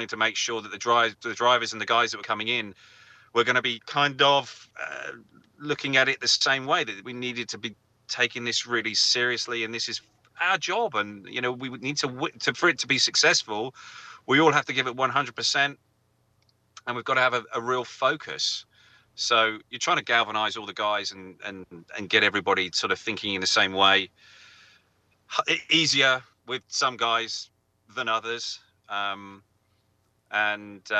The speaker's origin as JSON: {"language": "English", "region": "England", "country": "United Kingdom", "said": "I'm English"}